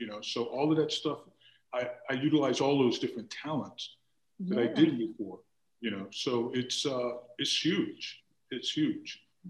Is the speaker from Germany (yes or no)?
yes; Germany; I was raised as an Army brat. So we were raised primarily in Germany and then traveled around a lot.